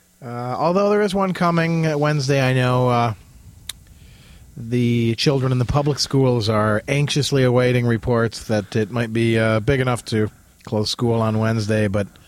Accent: Jackson, Michigan, United States; as a lad growing up in Jackson

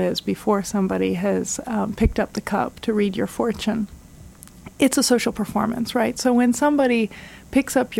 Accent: Istanbul, Turkey; now in Ann Arbor, United States; I'm from Istanbul, where this film was shot, and my new hometown is Ann Arbor

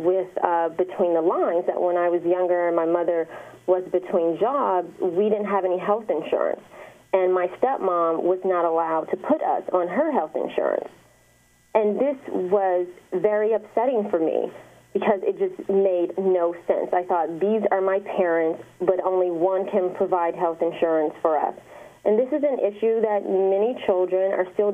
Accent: Detroit, Michigan, United States; I'm from the east side of Detroit

